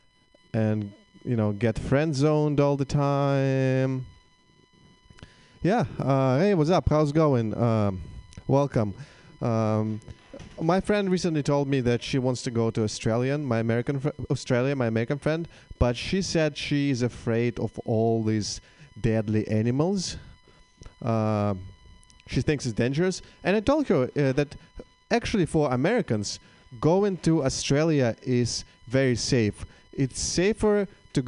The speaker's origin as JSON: {"language": "English", "country": "Russia", "second_language": "English", "moved": "as an adult", "lives_now": "United States", "said": "I am indeed Russian"}